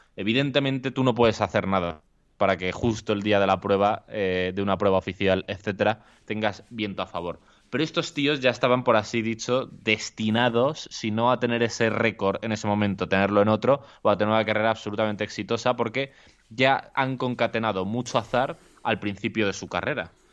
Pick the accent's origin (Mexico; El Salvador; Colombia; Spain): Spain; Alcorcón, Community of Madrid; yo soy de Alcorcón